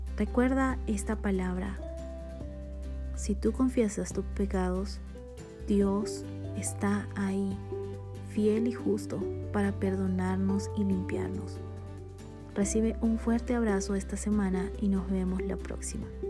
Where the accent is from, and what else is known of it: Bolivia; born or raised there; now in Guatemala